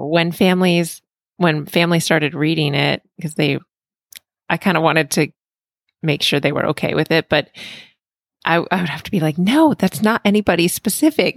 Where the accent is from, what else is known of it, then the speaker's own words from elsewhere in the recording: Pennsylvania, United States; I'm from Pennsylvania